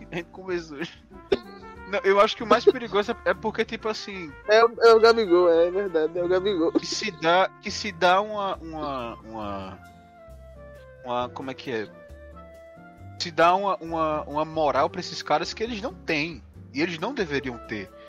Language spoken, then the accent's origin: Portuguese; Paraíba, Brazil; Aí, eu sou da Paraíba, meu.